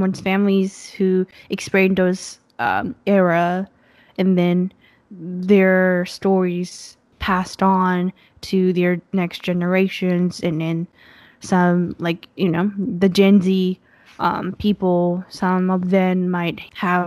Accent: Japan; English is a second language; moved away as an adult; now in United States; I came to the States after I was born and raised for 18 years in Japan, came to the US

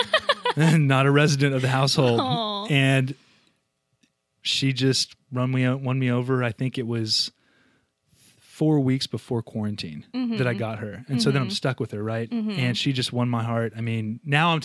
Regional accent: Dallas, Texas, United States; moved away as an adult; also born or lived in Oklahoma; now in Memphis, United States; I'm 32 years old from Dallas, Texas

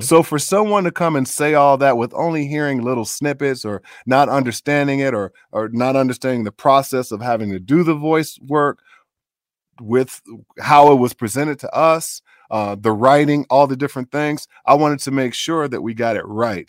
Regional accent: Chicago, Illinois, United States; moved away as an adult; also born or lived in Minneapolis; My folks are from the South, but I grew up in Chicago

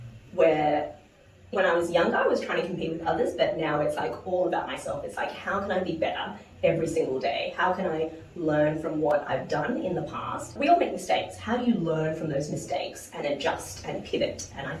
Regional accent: New Zealand; accent: Kiwi; Oh, yeah. Although I definitely lost my Kiwi accent, I would say.

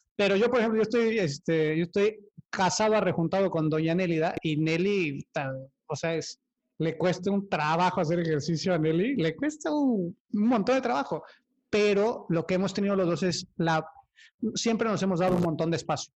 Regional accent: Cuautla, Morelos, Mexico; yo vengo de Cuautla, que es igual de feo, pero, o sea, son pueblitos

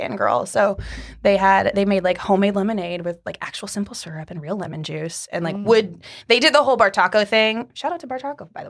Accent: Ohio, United States

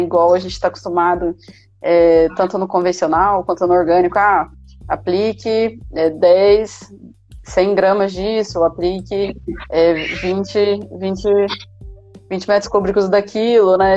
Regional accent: Maringá, Paraná, Brazil; eu sou aqui de Maringá mesmo

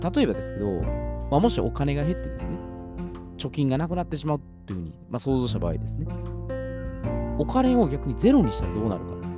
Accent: Osaka, Japan; accent: Kansai dialect; 私は大阪人

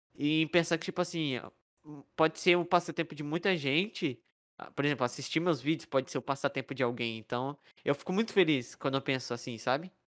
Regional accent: São Paulo, Brazil; now in Minas Gerais, Brazil; Nasci em São Paulo, cresci em São Paulo

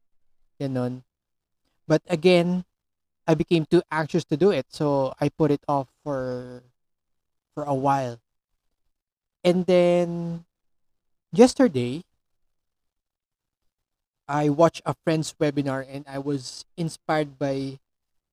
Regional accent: Philippines; I'm a Filipino

